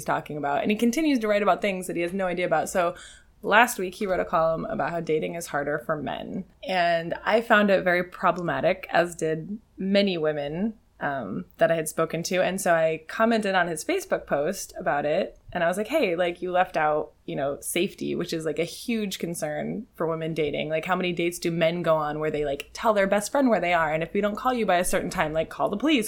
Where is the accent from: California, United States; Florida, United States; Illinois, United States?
California, United States; San Diego; I am from San Diego. I'm a born and raised native third generation San Diegan.